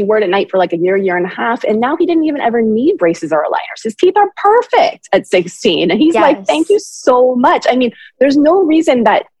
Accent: Berkeley, California, United States; I'm from Berkeley

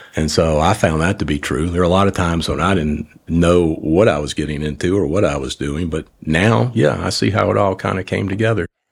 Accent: New Orleans, Louisiana, United States; moved away; I grew up in New Orleans.

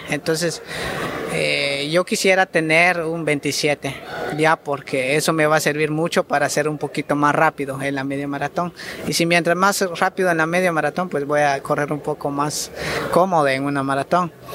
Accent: Guatemala; lo hago por mi país y estoy muy orgulloso que soy guatemalteco

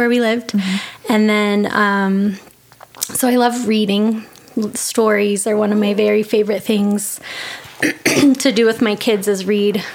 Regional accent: Monument, Colorado, United States; moved away as an adult; Born in Colorado Springs, grew up in a little tiny town, Monument

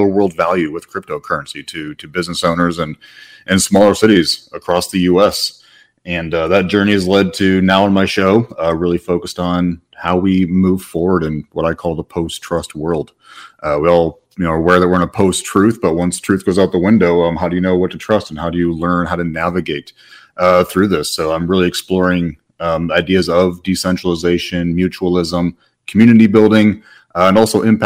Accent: Midwest, United States; moved away; Originally born and raised in the Midwest, and have had the privilege of living in four countries and three continents

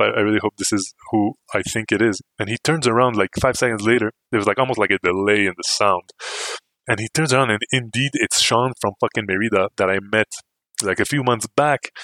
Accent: Canada; me too

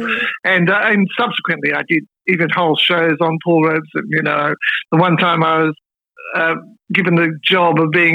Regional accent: Melbourne, Victoria, Australia; moved away as an adult; also born or lived in Sydney / Brisbane / East Gippsland, Victoria; I'm back in Melbourne. My first 3 decades of my life were based in Melbourne

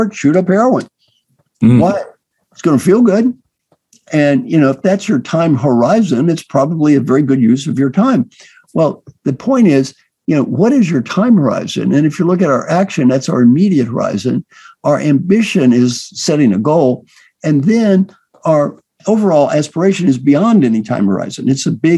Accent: Valley Station, Kentucky, United States; moved away; I was brought up in Valley Station, Kentucky

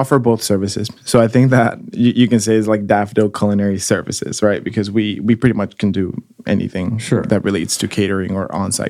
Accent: Austin, Texas, United States; also born or lived in Mexico; I grew up in Austin. I moved here from Mexico when I was 9 years old.

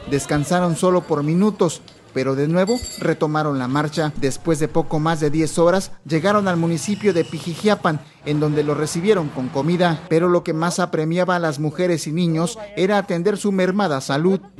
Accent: Haiti; moved away; also born or lived in Chile; Somos de Haití, pero venimos de Chile. Ah, pasamos como cuatro años en Chile

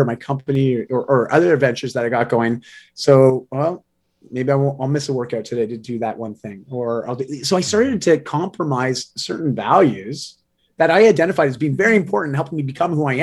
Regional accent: Canada; I am a Canadian

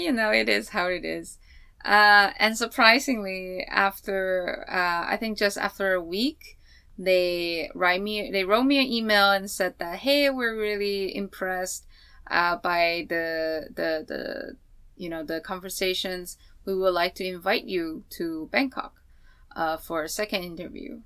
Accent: Taiwan; moved away; I'm from Taiwan.

